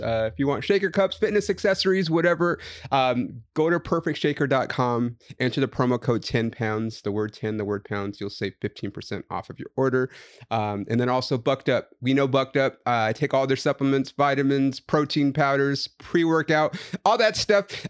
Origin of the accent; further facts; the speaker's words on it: Los Angeles, California, United States; also born or lived in Inland Empire; I'm also from here.